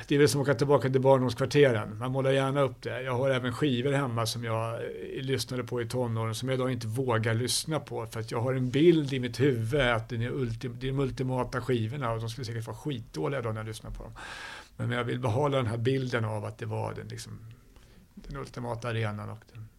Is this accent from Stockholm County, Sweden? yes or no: yes; Stockholm, Stockholm County, Sweden; jag är uppvuxen i Stockholm